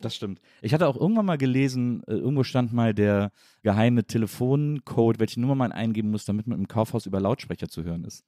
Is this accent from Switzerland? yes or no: no; Rhineland, Germany; also born or lived in Munich; ich bin Rheinländer